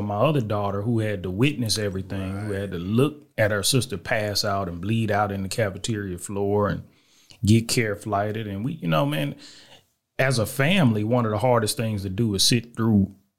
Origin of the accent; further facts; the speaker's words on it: Little Rock, Arkansas, United States; born there; also born or lived in Germany / El Paso / Killeen; I was born in Little Rock, Arkansas.